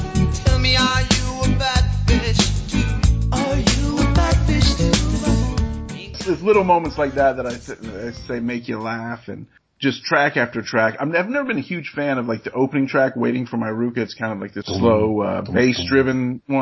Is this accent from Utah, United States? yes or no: yes; Ogden, Utah, United States; a teenager in Utah who was growing up in Ogden, Utah